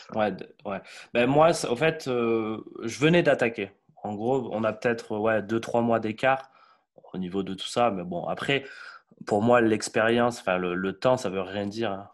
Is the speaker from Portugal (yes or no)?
yes; Portugal; je suis portugais